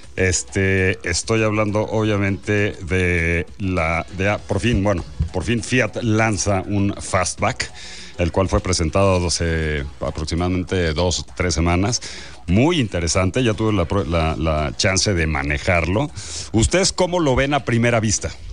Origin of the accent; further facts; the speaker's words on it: Mexico; soy más mexicano que tú